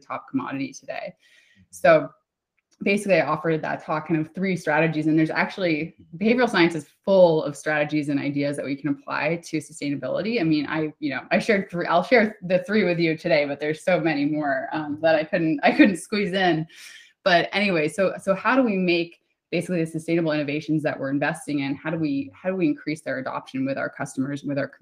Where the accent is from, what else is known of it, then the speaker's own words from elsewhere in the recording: United States; I'm American